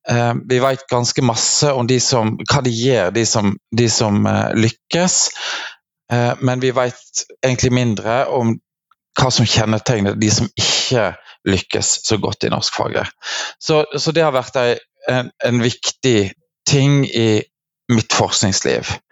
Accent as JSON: {"language": "Norwegian", "region": "Vestland", "country": "Norway", "said": "jeg kommer fra Hardanger. Det er mange som lurer på når de hører meg snakke, hvor jeg kommer fra, for jeg har en ganske utvatna dialekt."}